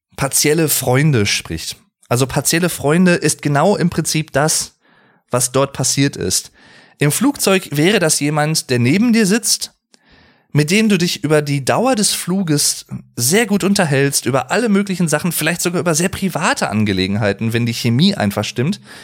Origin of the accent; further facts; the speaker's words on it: Arnsberg, North Rhine-Westphalia, Germany; ich komme auch aus Arnsberg